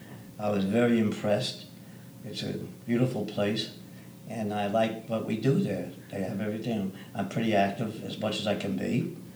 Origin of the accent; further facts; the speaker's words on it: New York City, New York, United States; moved away as an adult; also born or lived in Arizona; now in Scottsdale area, Arizona, United States; I grew up in Brooklyn, where I was born. Unfortunately, my parents were European